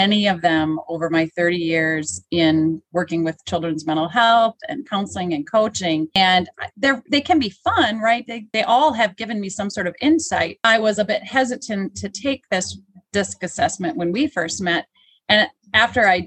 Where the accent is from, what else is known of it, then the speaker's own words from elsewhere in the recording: Midwest, United States; I'm also from the Midwest